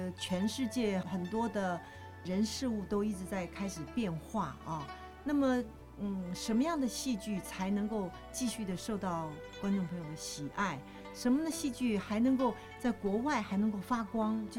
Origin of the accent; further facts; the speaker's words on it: China; 就你能够让外国人看到我们东方人或者我们中国人的一个脑海，中华民族我们的。